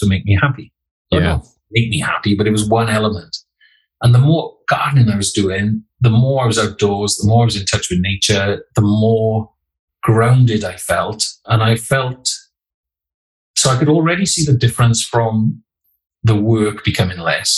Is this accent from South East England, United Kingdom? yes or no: no; the Welsh Valleys, Wales, United Kingdom; I grew up in the Welsh Valleys